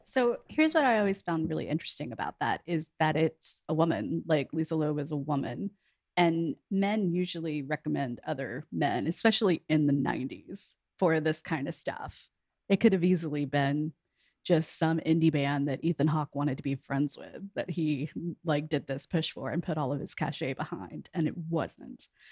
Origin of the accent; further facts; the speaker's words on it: near Houston, Texas, United States; moved away as an adult; also born or lived in New York; I'm from Texas, I'm from near Houston